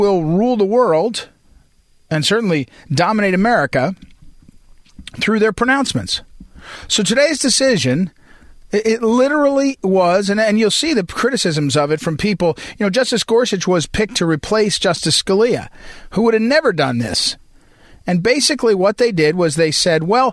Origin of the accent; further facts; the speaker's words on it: Missouri, United States; I'm from Missouri